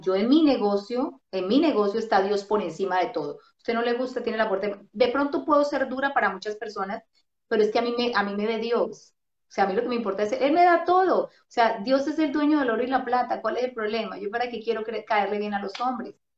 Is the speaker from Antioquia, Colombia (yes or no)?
no; Bogotá, Colombia; yo soy de Bogotá y es muy frío